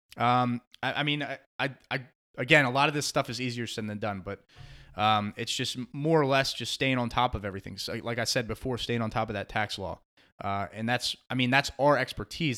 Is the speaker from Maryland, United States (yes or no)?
yes; Beltsville, Maryland, United States; moved away as an adult; also born or lived in Washington, D.C.; now in South Carolina Lowcountry, United States; I grew up in in Beltsville, Maryland, and uh, and stayed there